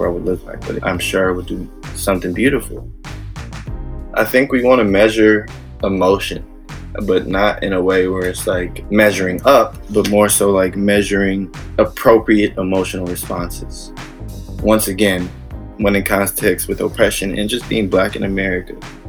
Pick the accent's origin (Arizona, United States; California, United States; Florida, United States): California, United States; Bay Area; I'm a musician from the Bay Area